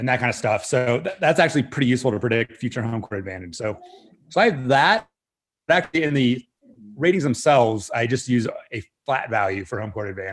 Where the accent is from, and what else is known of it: Northern Virginia, United States; born or raised there